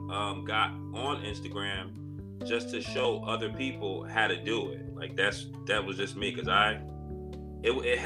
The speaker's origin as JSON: {"language": "English", "town": "Paterson", "region": "New Jersey", "country": "United States", "tie": "born or raised there", "also_born_or_lived": "Virginia", "moved": "yes", "said": "I met a wife in my hometown of Paterson, New Jersey"}